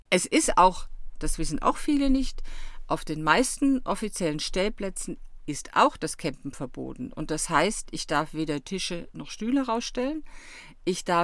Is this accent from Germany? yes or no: yes; Stuttgart, Baden-Württemberg, Germany; born there; Also übrigens, ich bin hier in Süddeutschland geboren, also hier gerade um die Ecke in Stuttgart.